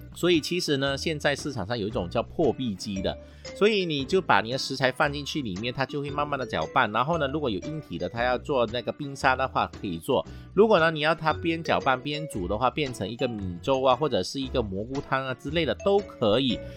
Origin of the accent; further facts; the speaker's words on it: Malaysia; 我们马来西亚人最爱吃的这个咖呀